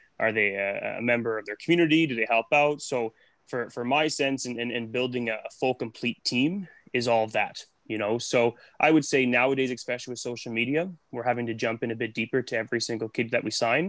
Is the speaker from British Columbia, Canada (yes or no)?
yes; Nanaimo, British Columbia, Canada; I'm from Nanaimo, so I grew up here